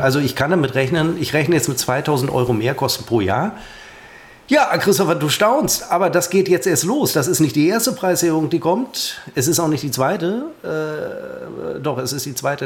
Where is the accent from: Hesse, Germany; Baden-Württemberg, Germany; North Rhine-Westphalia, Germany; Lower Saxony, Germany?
North Rhine-Westphalia, Germany; Münster; ich als Münsteraner